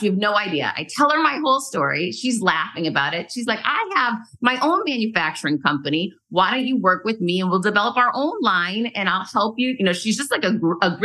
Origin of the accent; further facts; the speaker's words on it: New England, United States; moved away; I'm originally from New England